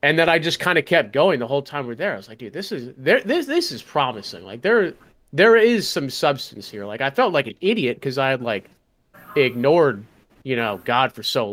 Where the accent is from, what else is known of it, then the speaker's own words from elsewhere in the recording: Colorado, United States; growing up in Colorado